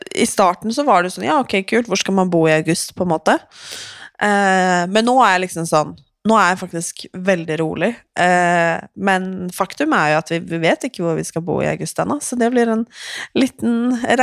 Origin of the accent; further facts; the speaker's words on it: Sweden; jag är ju svensk.